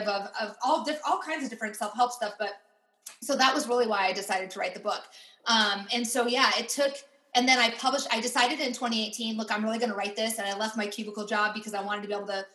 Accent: Iowa, United States; moved away; also born or lived in Pittsburgh; I grew up in Iowa

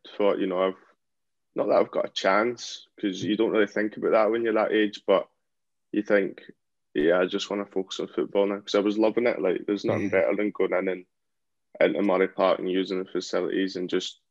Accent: Helensburgh, Scotland, United Kingdom; I'm from Helensburgh. So my local club

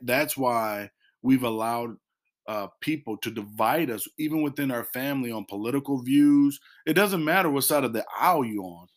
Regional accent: Illinois, United States; now in North Carolina, United States; we did that as a family, and we used to do that back in, in Illinois

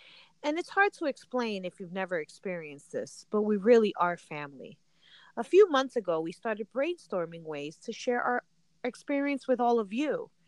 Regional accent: New Jersey, United States; I'm a single mom and a momager to a 10-year-old, born and raised in Jersey, but proud to be Colombiana. I always say, I'm not American enough to be American, but I'm not Latina enough to be Latina.

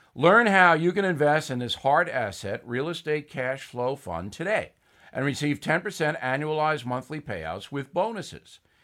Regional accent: Levittown, New York, United States; moved away; I came from Levittown. There's not a lot of white privilege in Levittown. All right, if, if you had walked into my house Three bedroom, one bath, no air conditioning, as modest

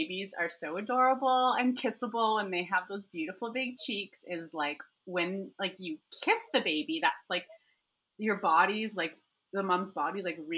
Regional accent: Alberta, Canada; moved away as an adult; now in Nairobi, Kenya; my hometown in Alberta in Canada

